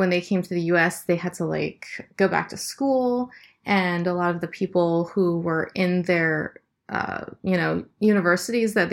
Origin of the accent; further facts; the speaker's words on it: Nebraska, United States; also born or lived in Boston, United States / Ohio, United States; Yeah, it was. Uh, I mean, I wasn't always in Nebraska. Like, um, my my dad was in graduate school at first, so we moved from like um, like Boston to Ohio to Sou